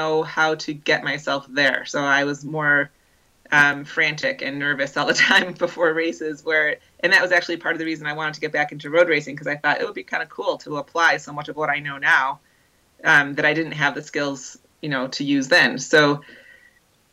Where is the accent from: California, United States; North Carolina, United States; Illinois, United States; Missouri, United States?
Illinois, United States; outside of Chicago; growing up outside of Chicago